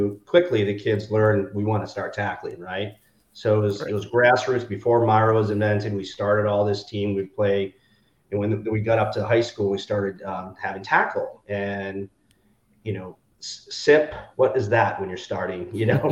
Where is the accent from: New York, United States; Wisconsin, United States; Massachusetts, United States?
Massachusetts, United States; Boston; also born or lived in Bend, Oregon; I'm from Boston, from the Boston area. So I was born and raised in the Boston area